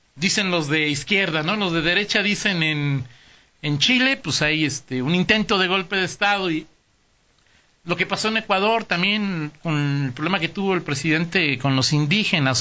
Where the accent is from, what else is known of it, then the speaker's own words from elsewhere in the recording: Mexico; la mayoría los mexicanos